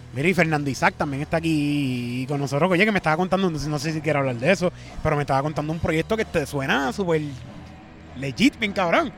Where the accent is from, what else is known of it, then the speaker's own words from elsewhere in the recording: Cayey, Puerto Rico; yo soy de Calle